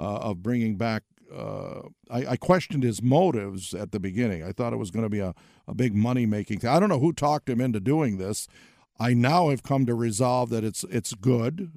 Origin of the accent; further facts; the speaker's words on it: Midwest, United States; moved away as an adult; also born or lived in New England / North Carolina; I'm a Midwesterner